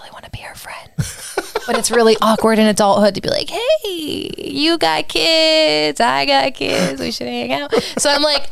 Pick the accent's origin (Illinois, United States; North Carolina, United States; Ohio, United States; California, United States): Ohio, United States; Tuscarawas County; growing up in Tuscarawas County